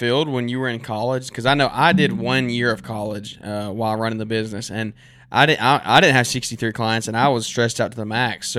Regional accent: Birmingham, Alabama, United States

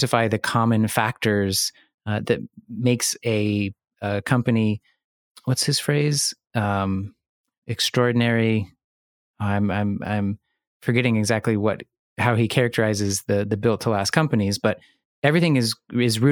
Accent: Texas, United States; now in Brooklyn, United States; I am recording in my home state of Texas

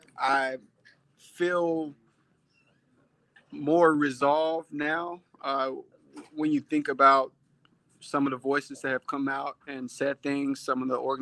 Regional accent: Tennessee, United States; now in Houston, United States; I grew up in Tennessee

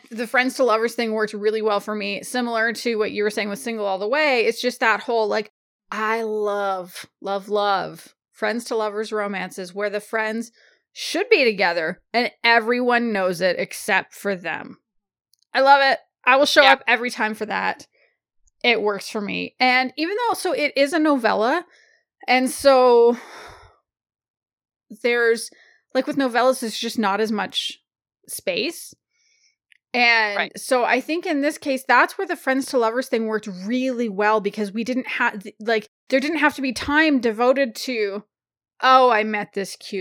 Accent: Canada; I'm Canadian

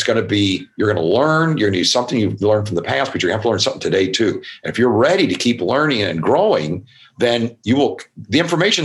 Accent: Louisville, Kentucky, United States; I grew up in Kentucky, Louisville, Kentucky

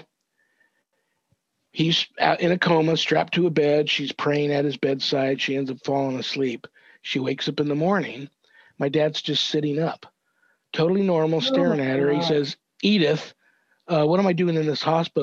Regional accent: Los Angeles, California, United States; I'm 10 years old, growing up in Southern California, San Fernando Valley

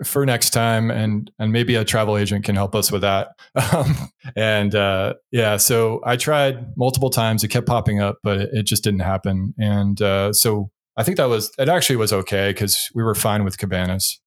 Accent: New England, United States; moved away; I'm from New England originally

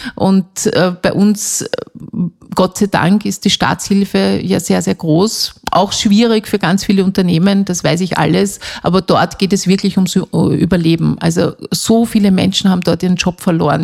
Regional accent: Austria; bei uns in Österreich

